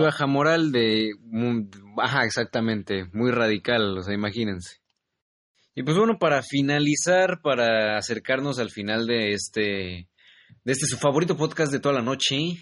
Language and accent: Spanish; Mexico; que soy mexicano.